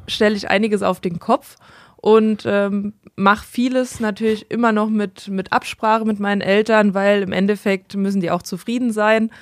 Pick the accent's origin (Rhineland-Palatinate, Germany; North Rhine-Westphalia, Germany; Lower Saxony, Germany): Rhineland-Palatinate, Germany; Monzingen; ich komme aus Monzingen